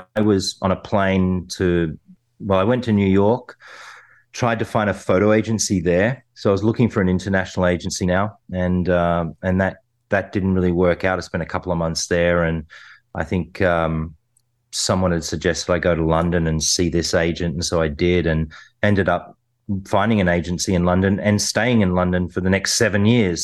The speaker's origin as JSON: {"language": "English", "region": "New South Wales", "country": "Australia", "tie": "born or raised there", "said": "where I grew up in the Western suburbs."}